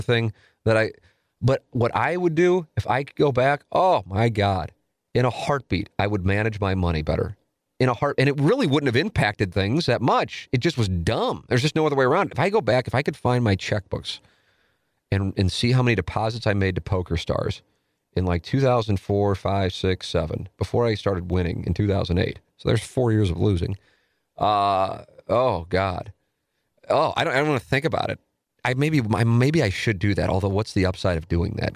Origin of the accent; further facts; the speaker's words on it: St. Louis, Missouri, United States; growing up in South City